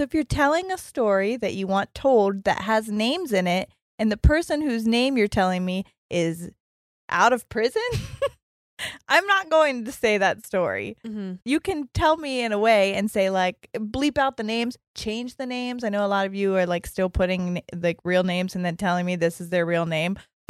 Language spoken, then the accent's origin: English; Gold Coast, Queensland, Australia; she, her, and I'm from the Gold Coast in Australia.